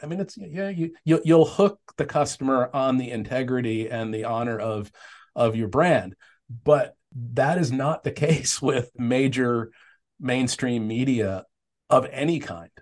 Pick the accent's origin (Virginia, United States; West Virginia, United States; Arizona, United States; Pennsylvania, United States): Arizona, United States; Tempe; I grew up in Tempe